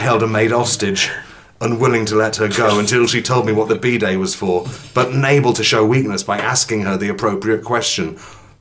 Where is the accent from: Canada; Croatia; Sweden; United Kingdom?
United Kingdom; England; I'm English